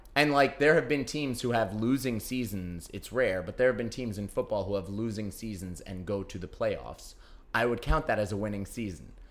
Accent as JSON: {"language": "English", "region": "New York", "country": "United States", "tie": "born or raised there", "said": "growing up in New York"}